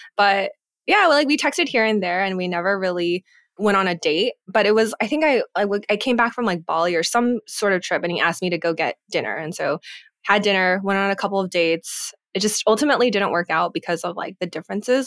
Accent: United States; moved away; also born or lived in Singapore / California; being Asian American, having friends or community in California that we could always go back

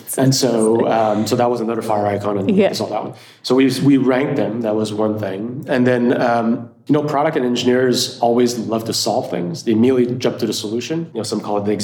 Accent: Montreal, Quebec, Canada; now in Austin, United States; I'm originally from Montreal, Canada. So worked out, even though I'm based out of Austin, Texas

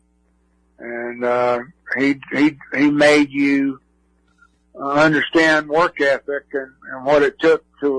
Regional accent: Georgia, United States; I grew up the first part of my young life, I grew up in Georgia, so Georgia was kind of a favorite team

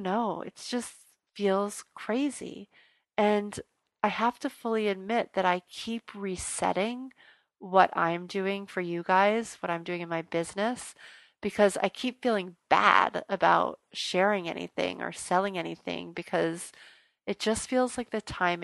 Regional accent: New Orleans, Louisiana, United States; I'm from New Orleans

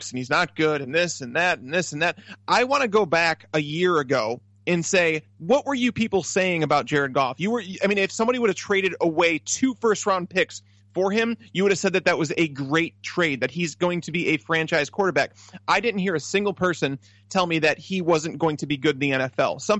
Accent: Chicago, Illinois, United States; I'm from Chicago.

